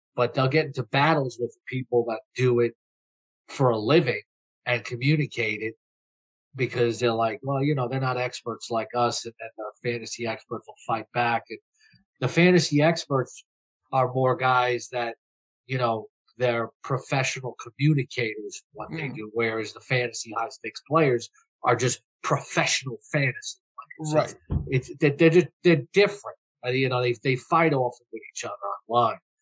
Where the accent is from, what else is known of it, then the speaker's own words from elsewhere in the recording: New York City, New York, United States; moved away as an adult; now in Florida, United States; I'm from Flushing, Queens